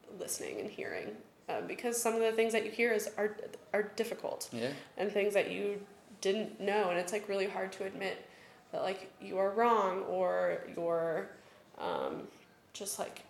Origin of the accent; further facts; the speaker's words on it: Johnson County, Kansas, United States; I grew up in Johnson County. I grew up in, like, the whitest county in Kansas, probably